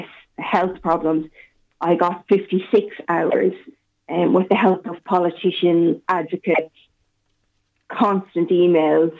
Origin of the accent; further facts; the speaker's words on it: Castlebar, Connacht, Ireland; moved away as an adult; now in Sligo, Ireland; I'm originally from Castlebar, but I'm living in Sligo for the past 9 years